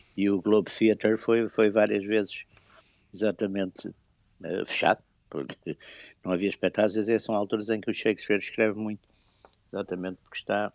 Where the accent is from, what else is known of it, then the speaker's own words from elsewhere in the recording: Porto, Norte, Portugal; eu, eu, sou do Porto